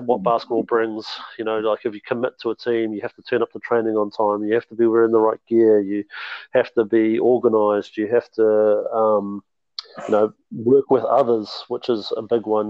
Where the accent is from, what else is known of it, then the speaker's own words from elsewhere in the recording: Mount Maunganui, Bay of Plenty, New Zealand; moved away as an adult; also born or lived in Hamilton / Auckland; now in Southland, New Zealand; originally I'm a Mount Maunganui boy. Um, so I grew up in Mount Maunganui